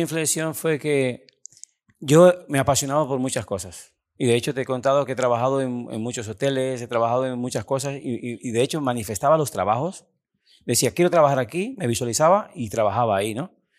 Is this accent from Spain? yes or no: no; Cuba; moved away as an adult; also born or lived in Italy; vengo desde Cuba, un país bastante pobre